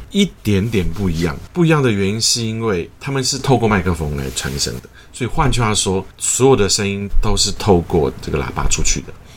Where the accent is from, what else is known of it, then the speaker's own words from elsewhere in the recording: Taiwan; first language Mandarin Chinese; also born or lived in United States; 我自己的母语当然是中文，然后我家里是客家人，所以我会讲客家话。然后从小在台语的环境长大